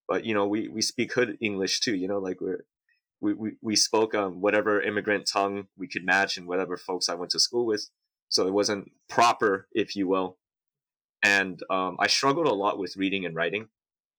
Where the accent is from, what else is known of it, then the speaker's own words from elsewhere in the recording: San Diego, California, United States; also born or lived in Houayxay, Bokeo, Laos; I'm born in Laos and raised in San Diego.